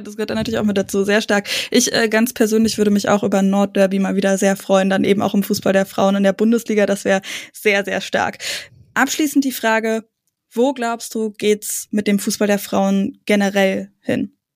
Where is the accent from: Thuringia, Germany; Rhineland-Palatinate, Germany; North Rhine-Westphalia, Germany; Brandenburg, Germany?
Brandenburg, Germany; bei uns äh, im Umkreis in Brandenburg